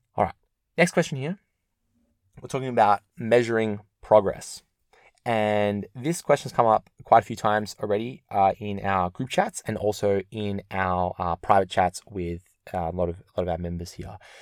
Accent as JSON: {"language": "English", "town": "Melbourne", "region": "Victoria", "country": "Australia", "said": "I'm from Melbourne"}